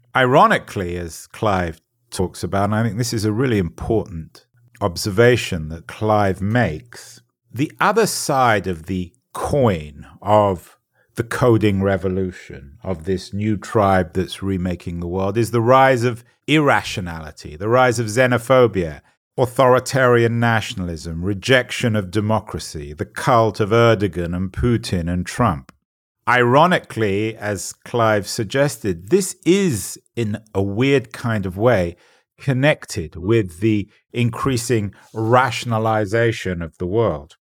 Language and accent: English; England, United Kingdom; I'm an Englishman